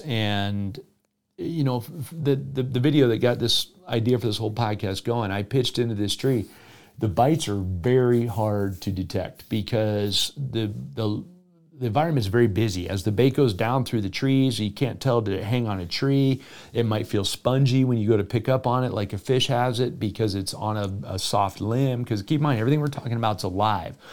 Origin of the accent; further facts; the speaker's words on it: South Florida, United States; moved away; growing up in South Florida